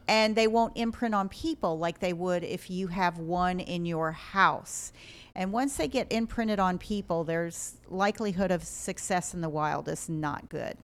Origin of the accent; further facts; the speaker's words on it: Ohio, United States; moved away as an adult; also born or lived in South Carolina / Rhode Island; I'm from Ohio